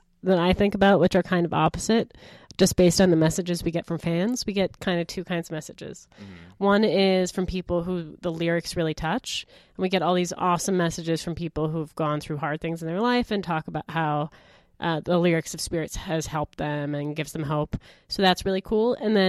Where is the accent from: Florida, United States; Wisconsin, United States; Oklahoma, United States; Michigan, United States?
Wisconsin, United States; Milwaukee; now in Canada; I'm from Milwaukee.